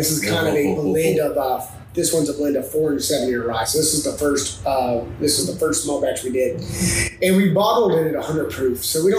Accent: Nashville, Tennessee, United States; from Nashville, born and raised.

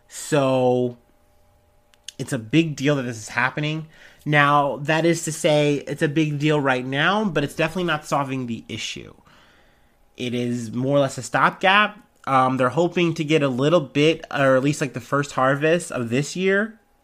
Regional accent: United States; I'm an American

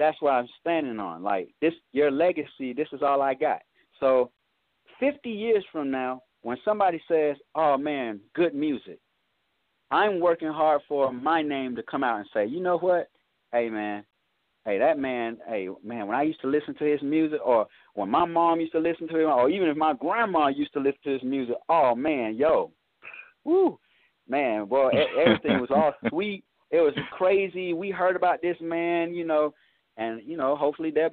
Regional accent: Atlanta, Georgia, United States; I'm from Cleveland Avenue. I stay in the same neighborhood as …

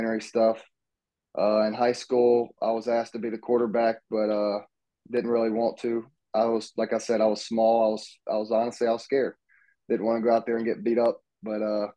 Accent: Laurel, Mississippi, United States; now in Hattiesburg, United States; I'm from Laurel, about 35 minutes away from Hattiesburg. It's just I played baseball around there my whole life.

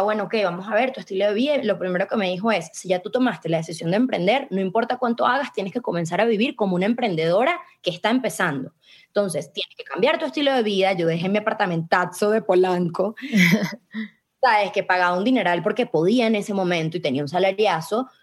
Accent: Venezuela; moved away as an adult; yo me fui de Venezuela con, la, con bueno, huyendo de mi país por, por mi seguridad

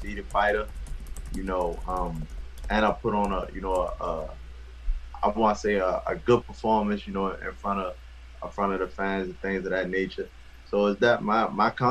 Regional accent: Baltimore, Maryland, United States; grew up, born and raised in West Baltimore, Maryland

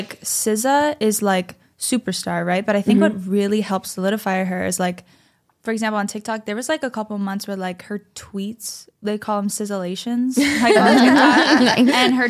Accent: Springfield, Massachusetts, United States; also born or lived in New York; now in Los Angeles, United States; I'm from Springfield.

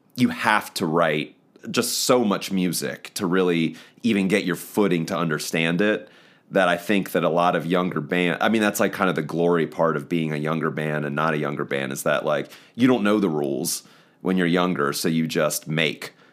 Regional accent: eastern shore of Maryland, United States; moved away as an adult; now in Baltimore, United States; from the eastern shore of Maryland, but I live in Baltimore, Maryland

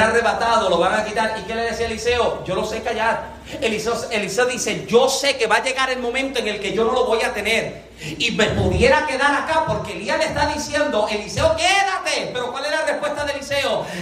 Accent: Puerto Rico; moved away; nosotros que somos boricua, que venimos de Puerto Rico

